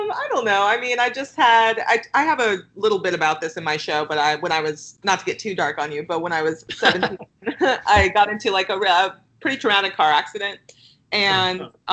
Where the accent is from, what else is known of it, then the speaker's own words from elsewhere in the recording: Los Angeles, California, United States; now in Brooklyn, United States; Los Angeles, which is my hometown.